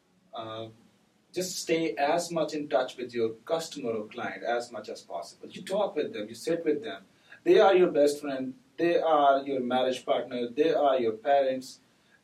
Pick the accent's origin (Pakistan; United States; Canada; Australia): Pakistan; we are from Pakistan.